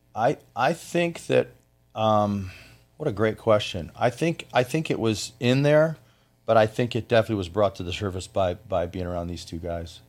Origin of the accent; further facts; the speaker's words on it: Flint, Michigan, United States; moved away as an adult; also born or lived in Orlando, Florida; now in Florida, United States; I am from Flint, Michigan